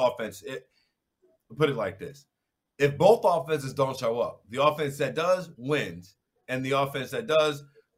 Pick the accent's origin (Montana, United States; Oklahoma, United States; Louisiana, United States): Louisiana, United States; New Orleans; Three Louisiana boys. You know, I'm originally from New Orleans.